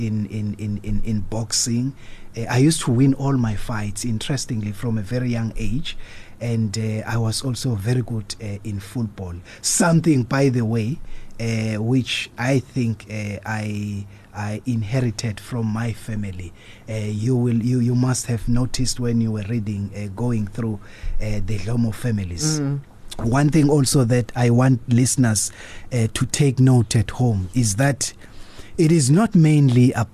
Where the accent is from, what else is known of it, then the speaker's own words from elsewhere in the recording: Durban, KwaZulu-Natal, South Africa; 70s when I was growing up at Chesterville. I grew up